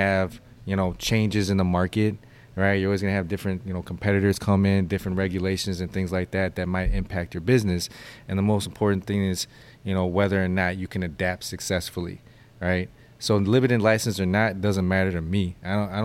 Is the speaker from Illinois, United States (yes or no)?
yes; Illinois, United States; this is my home state. This is where I'm from